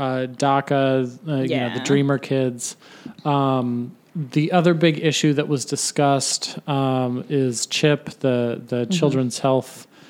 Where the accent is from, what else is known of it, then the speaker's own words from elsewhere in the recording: Ohio, United States; I was born in Ohio. My parents were born in Ohio. Their parents were born in Ohio.